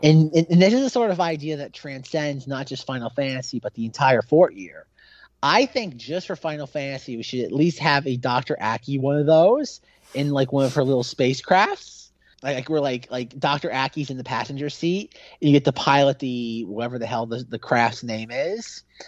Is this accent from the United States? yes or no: no; Australia; as an Aussie